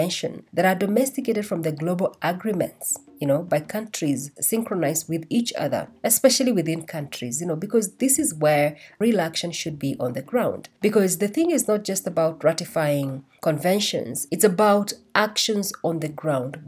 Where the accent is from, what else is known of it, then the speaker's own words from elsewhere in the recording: Kenya; while I was growing up in Kenya